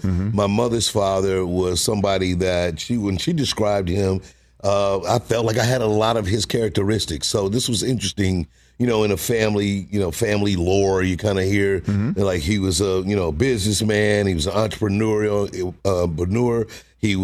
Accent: St. Louis, Missouri, United States; moved away as an adult; now in Los Angeles, United States; I grew up in St. Louis

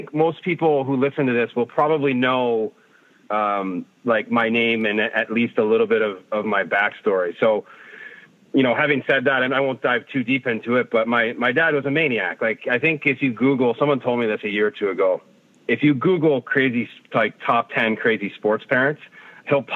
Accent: outside Detroit, Michigan, United States; moved away as an adult; now in Toronto, Canada; I grew up mostly outside Detroit

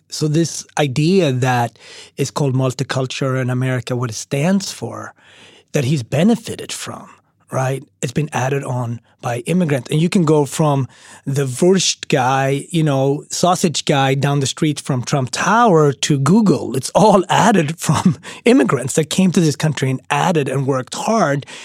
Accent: Sweden; moved away as an adult; also born or lived in Ethiopia / Switzerland / Austria / Japan; now in New York City, United States; I grew up in Sweden, and then I lived for two years in Switzerland

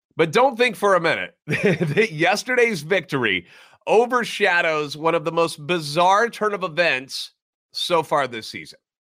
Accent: St. Louis, Missouri, United States; Born and raised in the Loop, a lifetime Cardinals fan

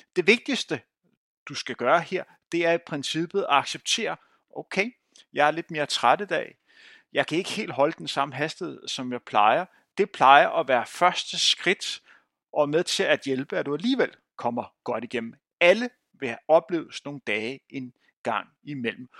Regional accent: Bagsværd, Capital Region of Denmark, Denmark; jeg voksede op i Bagsø

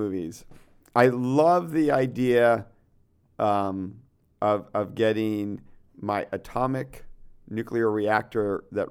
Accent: Connecticut, United States; Keep in mind, I grew up like in Connecticut, where we didn't really have a lot of skateboarding yet.

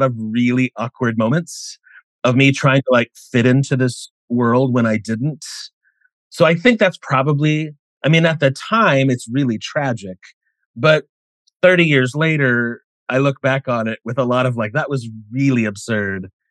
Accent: Indiana, United States; moved away as an adult; now in Los Angeles, United States; I grew up in a really small town in Indiana

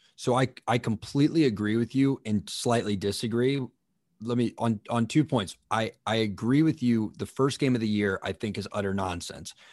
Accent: Tallahassee, Florida, United States; moved away as an adult; also born or lived in Washington, D.C.; I grew up in Tallahassee

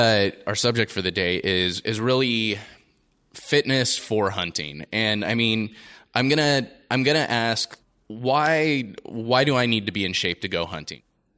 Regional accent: Los Angeles, California, United States; I'm straight from Los Angeles

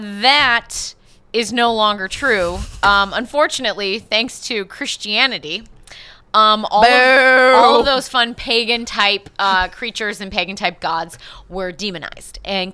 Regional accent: West Bend, Wisconsin, United States; West Bend, which is the town I grew up in.

